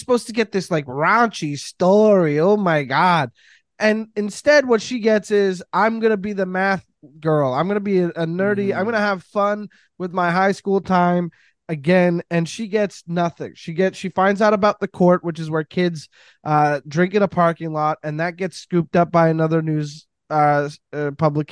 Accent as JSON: {"language": "English", "region": "Quebec", "country": "Canada", "tie": "born or raised there", "said": "I'm not an American and I went to French high school"}